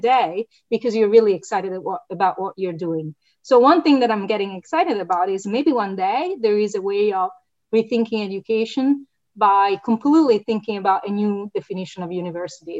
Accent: Italy; moved away as an adult; now in United States; My prior degrees, political science and, and, economics, were in my home country, Italy.

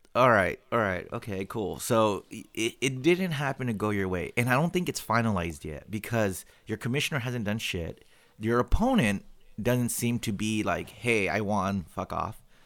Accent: California, United States; every Californian

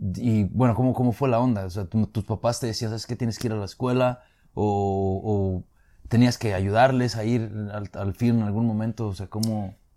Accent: Mexico; now in United States; nosotros somos de México

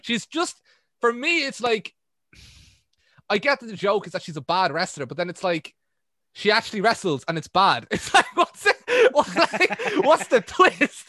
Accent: Ireland; I'm Irish

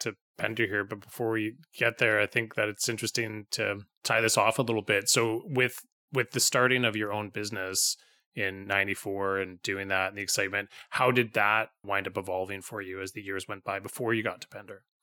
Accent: Vancouver, British Columbia, Canada; now in Pender Island, Canada; I grew up in Vancouver, and so I go back to visit my family

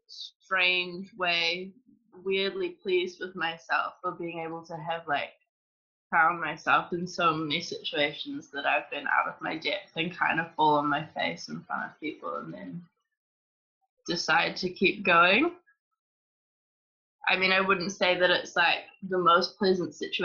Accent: Auckland, New Zealand; I'm from Auckland, New Zealand. And I started dancing mainly through high school

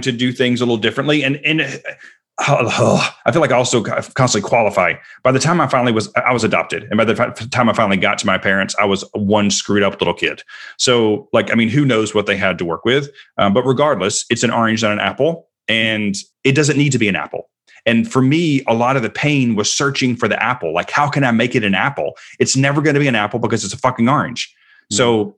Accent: United States; growing up in America

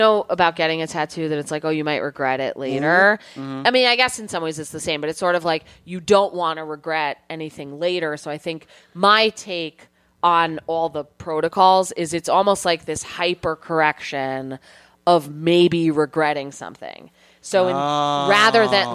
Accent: New Jersey, United States; I grew up in New Jersey. I live in New Jersey now.

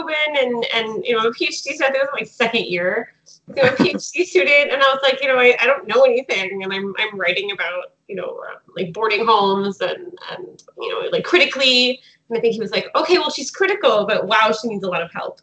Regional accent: Fredericton, New Brunswick, Canada; moved away; I'm currently in New Brunswick, in my hometown of Fredericton.

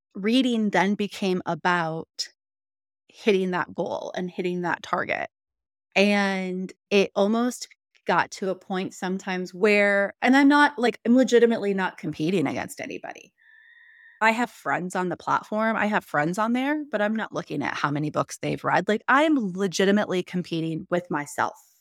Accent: Missouri, United States; now in Texas, United States; I grew up in Missouri

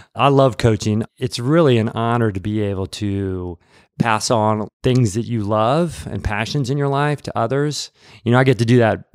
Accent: Peoria, Illinois, United States; moved away as an adult; also born or lived in Atlanta, Georgia; now in Nashville, United States; I'm from the Midwest. from central Illinois, Peoria, Illinois

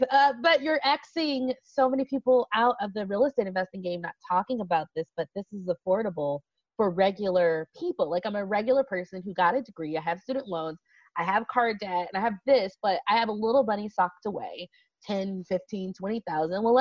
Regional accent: Las Vegas, Nevada, United States; So I was from Vegas.

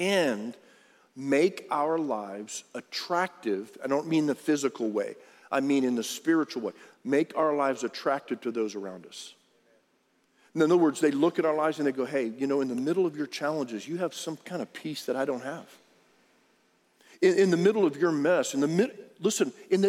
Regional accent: Harlingen, Texas, United States; I grew up on Rio Hondo Road in Harlingen, Texas.

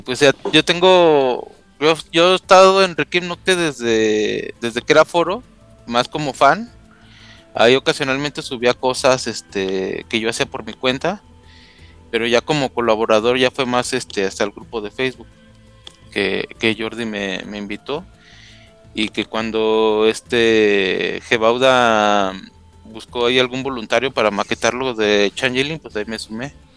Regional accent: Guadalajara, Jalisco, Mexico; now in Mexico City, Mexico; soy de Guadalajara, pero vivo en la Ciudad de México

